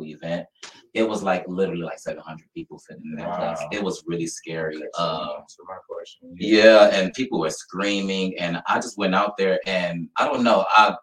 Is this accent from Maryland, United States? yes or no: no; Toledo, Ohio, United States; I'm born and raised in Toledo, Ohio.